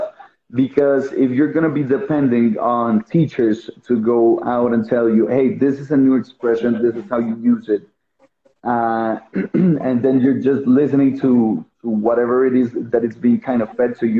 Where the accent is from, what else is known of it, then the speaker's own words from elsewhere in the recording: Bogotá, Colombia; I am 31 years old. I'm from Bogota.